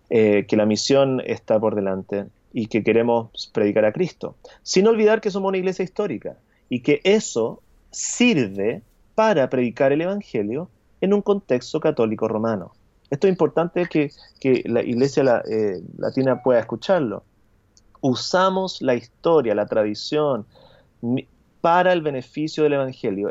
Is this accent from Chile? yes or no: yes; Chile; soy anglicano de Chile